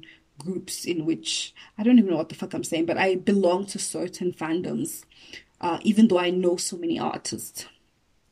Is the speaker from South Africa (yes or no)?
yes; Johannesburg, Gauteng, South Africa; I didn't grow up in Venda. I grew up in Joburg, but I know Venda